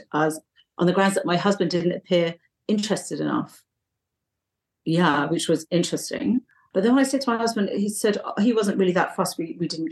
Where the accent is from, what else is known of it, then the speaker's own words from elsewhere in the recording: south coast of England, United Kingdom; moved away as an adult; also born or lived in London; now in Bali, Indonesia; I was born in London and then my parents moved down to the south of England. So all my childhood was down in the south, sort of by the sea, not far from the sea